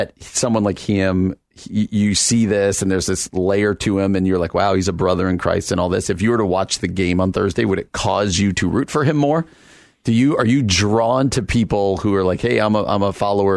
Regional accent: New York, United States; moved away; I'm a diehard New York Mets fan. I grew up out that way

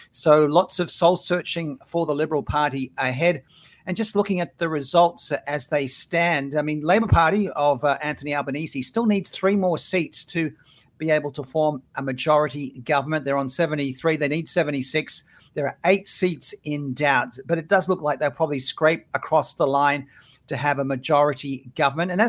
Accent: Australia; moved away; So it shows how Australia's evolved uh, since well, I was a kid growing up there

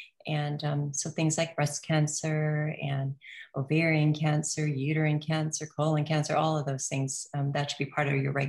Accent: New Zealand; I'm from New Zealand, right? So we eat lamb and meat

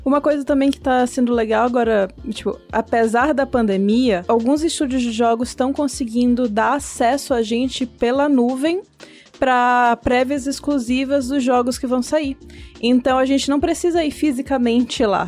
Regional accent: Maranhão, Brazil; eu sou maranhense. É muito gostoso ter um sotaque um pouquinho mais próximo do meu

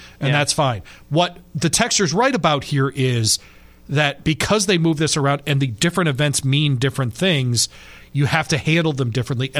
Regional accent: Michigan, United States; moved away; where I grew up in Michigan

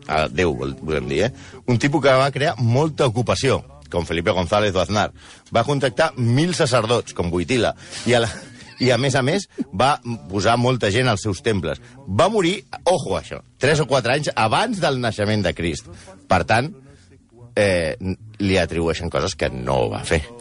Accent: Vallès, Catalonia, Spain; Jo sóc del Vallès, eh? De Sabadell. No, de, de Terrassa. No, Sabadell.

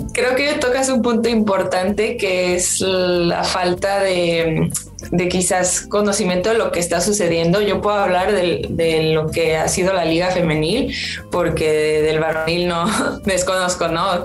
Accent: Mexico; moved away as an adult; also born or lived in Tijuana; now in Seville, Spain; como futbolista mexicana

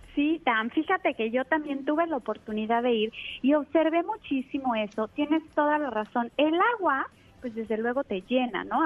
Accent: Mexico; Aquí en México, que estamos desde luego más influenciados pues por la alimentación rápida y, y de Estados Unidos, tenemos acostumbrados a nuestro paladar

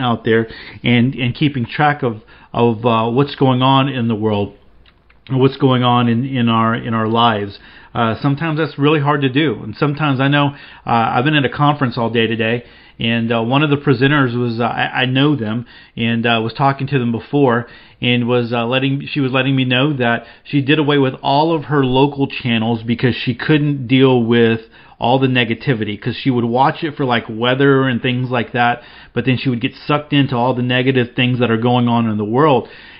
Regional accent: North Carolina, United States; I grew up here in the Carolinas hunting and fishing the woods and lakes.

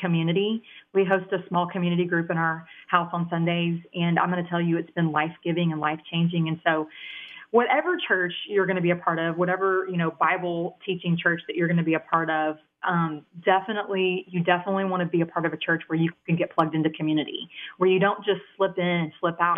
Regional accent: Dallas, Texas, United States; accent: country twang; I actually grew up in Texas, the Dallas area. I've been here all my life. That's that country twang you hear coming out of my vernacular

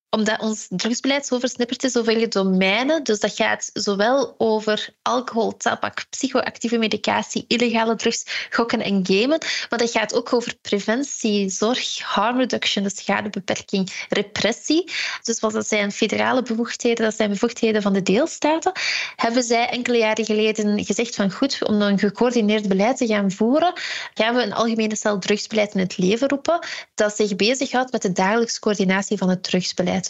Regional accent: Ghent area, Flanders, Belgium; ik ben zelf van het Gentse

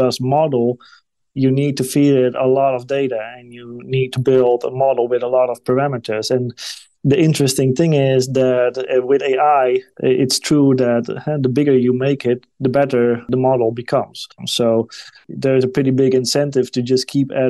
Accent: Netherlands; my home country, the Netherlands

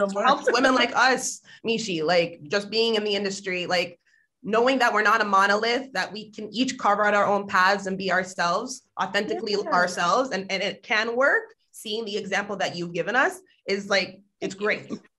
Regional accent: Jamaica; I'm Jamaican too.

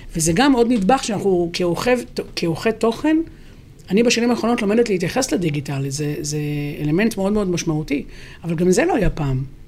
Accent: Haifa, Haifa District, Israel; אני גדלתי בבת גלים בחיפה, שכונה מעורבת

